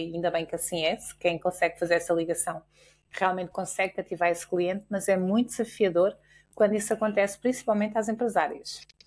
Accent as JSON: {"language": "Portuguese", "country": "Portugal", "said": "nós enquanto portugueses"}